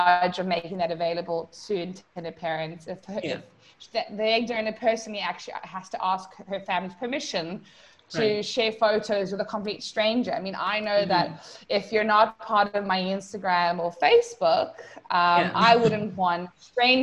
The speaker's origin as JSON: {"language": "English", "country": "South Africa", "moved": "yes", "lives_now": "Puerto Rico", "said": "I am originally from South Africa"}